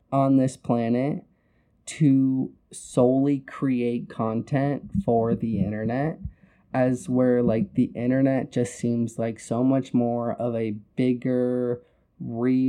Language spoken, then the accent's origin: English; Arizona, United States; I'm from Arizona